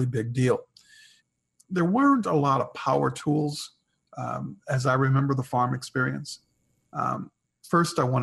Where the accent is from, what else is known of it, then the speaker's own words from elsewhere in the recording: Milwaukee, Wisconsin, United States; I grew up in Milwaukee, Wisconsin. I was a city boy.